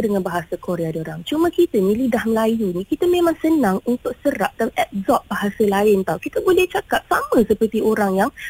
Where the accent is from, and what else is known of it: Malaysia